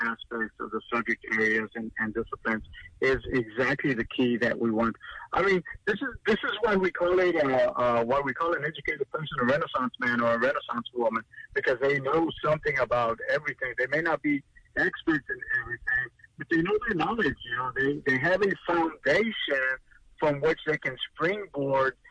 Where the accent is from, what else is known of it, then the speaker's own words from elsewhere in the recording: Louise, Texas, United States; I'm teaching, like you said, at my hometown here in Louise in Wharton County